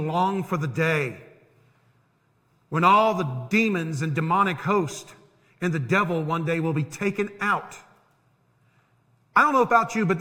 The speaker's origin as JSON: {"language": "English", "town": "Tampa", "region": "Florida", "country": "United States", "tie": "born or raised there", "said": "When I was growing up in Tampa"}